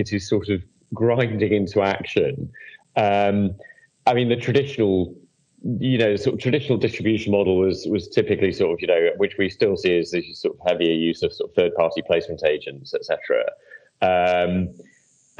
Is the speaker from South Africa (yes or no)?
no; United Kingdom; as a British person who's been heavily involved in MIFID